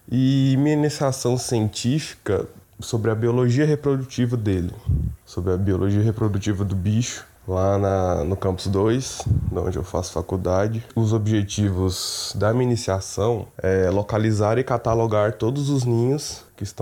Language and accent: Portuguese; Goiânia, Goiás, Brazil; sou de Goiânia, Atual, atualmente eu faço faculdade de biologia lá na PUC.